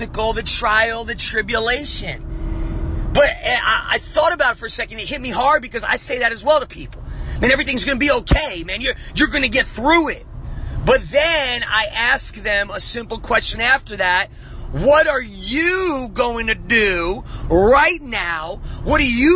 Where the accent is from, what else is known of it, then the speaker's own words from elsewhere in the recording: New Jersey, United States; I'm from Jersey. I grew up on the streets of Jersey.